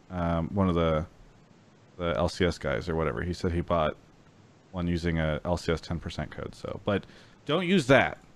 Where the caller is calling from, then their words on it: Yakima, Washington, United States; I'm calling from Yakima, Washington.